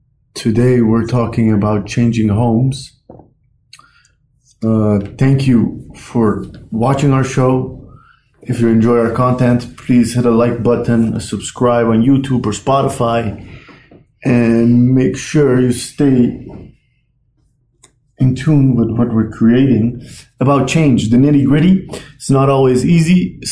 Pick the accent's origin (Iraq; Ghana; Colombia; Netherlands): Netherlands; also born or lived in Iran; I was born in Iran until I was 6. I lived there. In Iran, we moved houses, I think, 3-4 times until I was 6. Two different cities. Then we moved to the Netherlands, and in the Netherlands, I think we moved houses every 3-4 years.